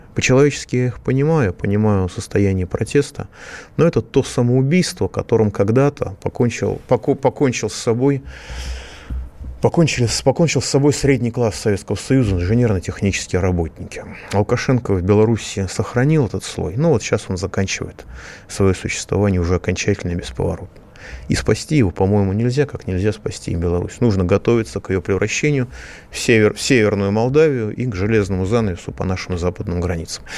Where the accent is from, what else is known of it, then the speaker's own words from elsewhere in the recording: Moscow, Russia; Я тоже москвич